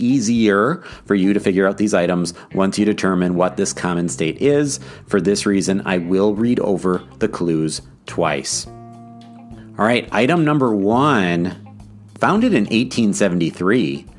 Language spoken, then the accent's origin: English; Wisconsin, United States; moved away; also born or lived in Minnesota; nor am I in my home state of Wisconsin.